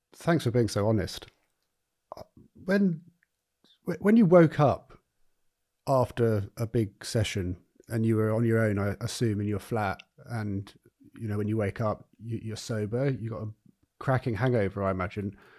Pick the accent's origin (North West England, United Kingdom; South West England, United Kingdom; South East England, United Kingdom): South East England, United Kingdom; Eastbourne; now in Brighton, United Kingdom; Eastbourne, and that, you know, that's, um, that's my hometown. And, uh, I don't live there anymore, but I'm, I'm in Brighton.